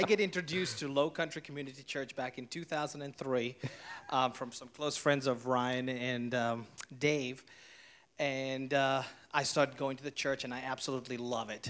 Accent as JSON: {"language": "English", "country": "South Africa", "tie": "born or raised there", "moved": "yes", "lives_now": "Hilton Head, United States", "said": "I was born and raised in South Africa"}